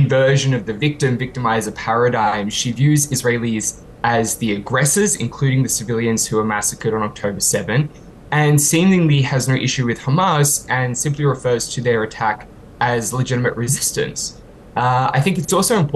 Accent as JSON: {"language": "English", "country": "Australia", "tie": "born or raised there", "moved": "yes", "lives_now": "United Kingdom", "said": "my home country of Australia"}